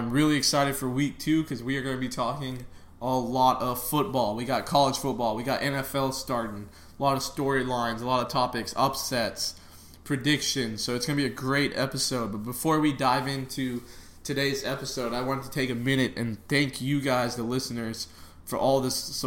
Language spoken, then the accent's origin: English; Brenham, Texas, United States; We grew up in Brenham, Texas together